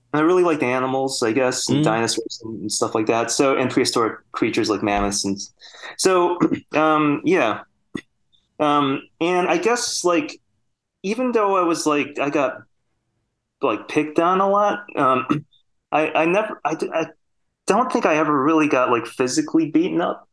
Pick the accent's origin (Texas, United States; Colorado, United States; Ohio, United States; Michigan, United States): Michigan, United States; Sterling Heights; moved away; also born or lived in New Zealand; I grew up in Michigan